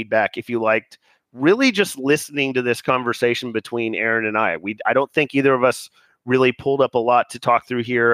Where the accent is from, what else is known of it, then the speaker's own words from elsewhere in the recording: United States; as an American